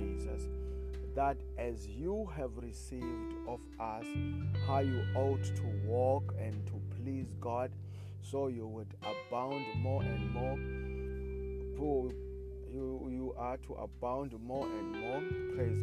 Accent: South Africa; I come from South Africa

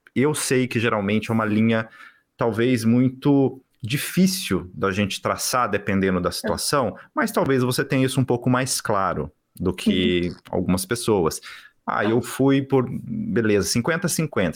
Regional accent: Brazil; now in Vancouver, Canada; Nós, como brasileiros que moramos fora do Brasil

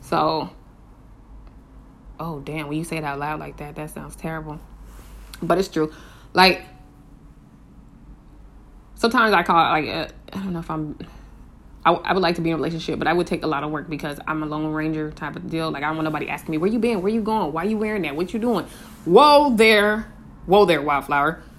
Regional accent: Colorado, United States; born there; I used to live in uh, Colorado. Well, I was born in Colorado

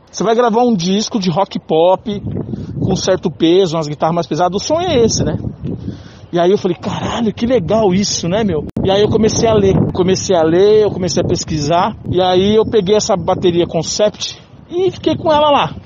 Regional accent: São Paulo, Brazil; Eu tenho 50 anos, sou de São Paulo

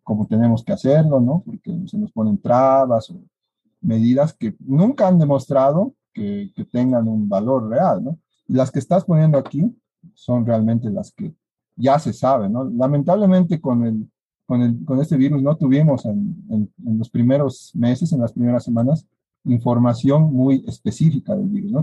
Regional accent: Bolivia; Como bolivianos y como egresados de nuestra Universidad Mayor de San Andrés

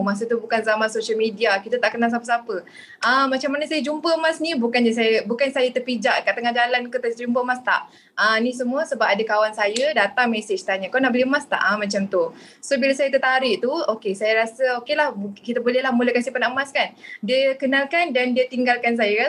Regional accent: Kuala Lumpur, Malaysia; saya berasal dari Kuala Lumpur

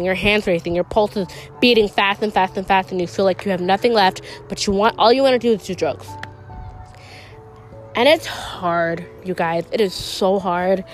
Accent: Chicago, Illinois, United States; I'm from Chicago.

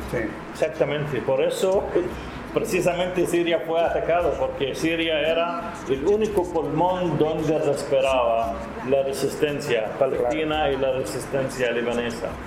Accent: Nicaragua; soy nicaragüense de origen palestino

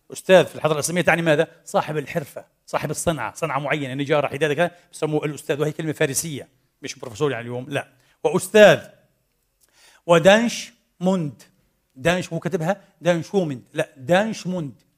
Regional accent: Palestine; now in Vienna, Austria; في خليل الرحمن عندنا في فلسطين

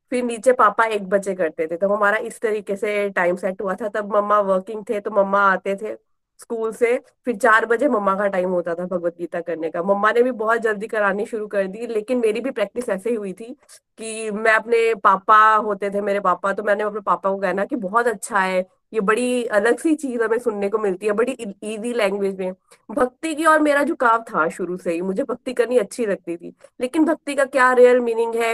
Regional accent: Pathankot, Punjab, India; now in Gurgaon, India; मैं गुड़गांव से हूँ गुड़गांव में हम लोकेटेड है क्योंकि मेरे हस्बैंड की जॉब यहाँ है वैसे हम पठानकोट से हैं

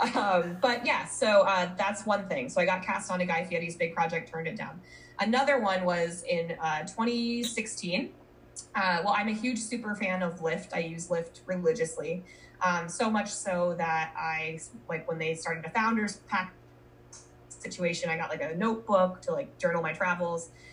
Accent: Colorado, United States; moved away as an adult; also born or lived in Minnesota / Denver, Colorado; I was born in Minnesota, moved to Colorado when I was 10, went to college in Colorado, lived in Denver for nine years

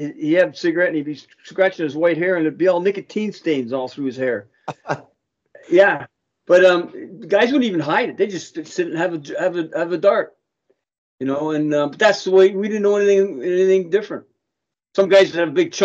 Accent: Toronto, Ontario, Canada; I was born down in the Lakeshore Mimico, and my parents moved out when I was about 4 or 5 to Markland area, Markland Woods area

